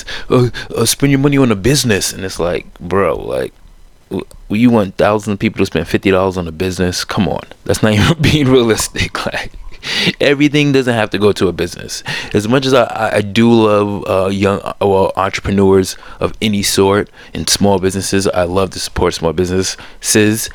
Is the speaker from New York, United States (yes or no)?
yes; New York, United States; being a New Yorker and being around it